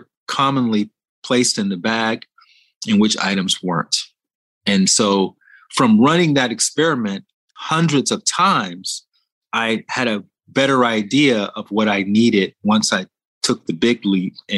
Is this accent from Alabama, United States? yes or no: yes; Montgomery, Alabama, United States; I went to one of the biggest schools in my hometown, Montgomery, Alabama, Sidney Lanier High School